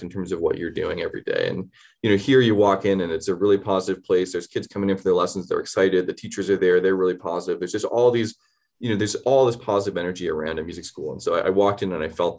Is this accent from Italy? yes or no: no; Canada; moved away as an adult; also born or lived in Boston / New York City; now in Denver, United States; I grew up in Canada. I moved to the States for college.